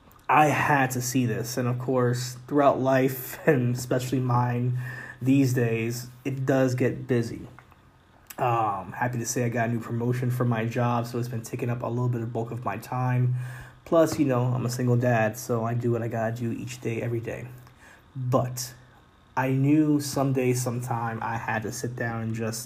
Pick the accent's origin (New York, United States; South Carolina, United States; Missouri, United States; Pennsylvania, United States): New York, United States; New York City; Being a New Yorker, living in the Bronx, New York